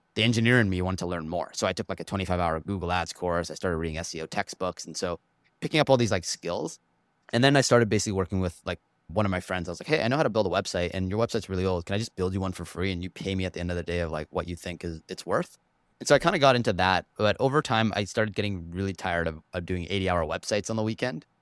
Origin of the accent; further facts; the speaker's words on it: Vancouver, British Columbia, Canada; also born or lived in Toronto; Packed my bags when I was one with the parents and moved over to Vancouver and basically lived here my whole life